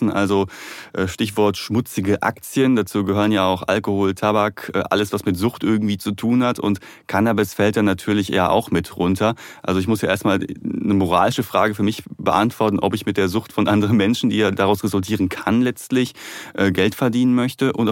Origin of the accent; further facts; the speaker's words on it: Duisburg, North Rhine-Westphalia, Germany; komme aus Duisburg